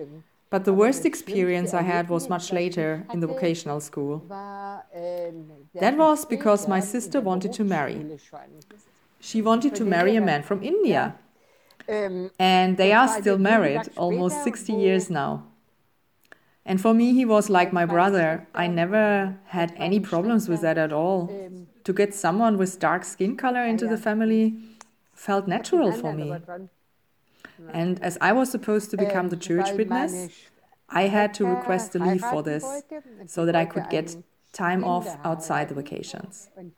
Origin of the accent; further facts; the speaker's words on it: Stuttgart, Baden-Württemberg, Germany; born there; English is a second language; My childhood took place right after the war, after 1945, with all the problems. I was born in Stuttgart, not Berlin.